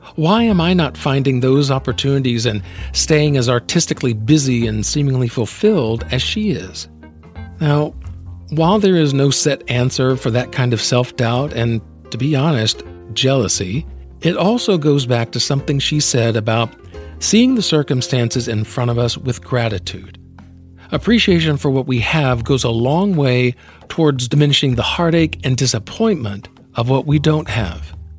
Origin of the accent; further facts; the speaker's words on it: Alabama, United States; I'm from the South as well, being from Alabama